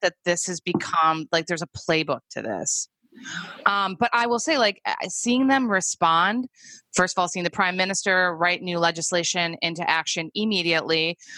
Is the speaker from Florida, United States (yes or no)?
no; Chicago, Illinois, United States; moved away as an adult; now in New Zealand; I'm from Chicago